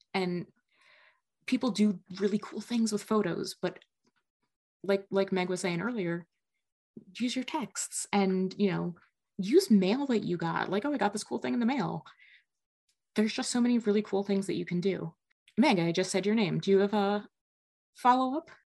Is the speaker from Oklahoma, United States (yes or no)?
no; New Jersey, United States; now in Midwest, United States; I grew up in North Jersey